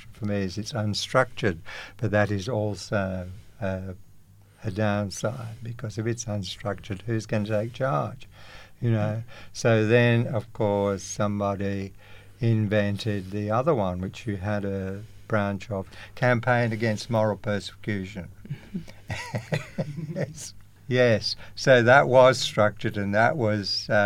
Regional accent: United Kingdom; moved away as an adult; also born or lived in Sydney, Australia / Perth, Australia; now in Australia; I'm from the UK. Small place called Pelsoik, I was born in 1943

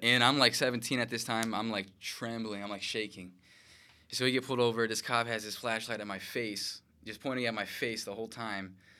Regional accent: Chicago, Illinois, United States; born and raised in Chicago, Illinois

